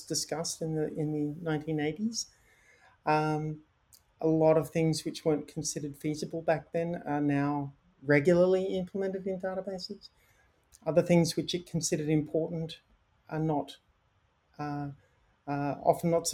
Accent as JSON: {"language": "English", "region": "Queensland", "country": "Australia", "moved": "yes", "said": "Queensland, Australia, where I'm from. I'm not from the Sunshine Coast myself"}